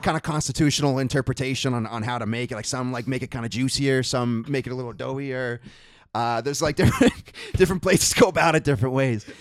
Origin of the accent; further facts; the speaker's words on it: Hingham, Massachusetts, United States; I'm from the Boston area. I'm, uh, a town called Hingham